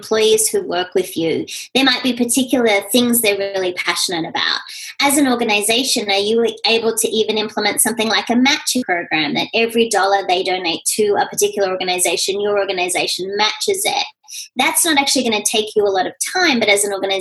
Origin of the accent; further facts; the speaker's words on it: Australia; moved away as an adult; now in United States; being Australian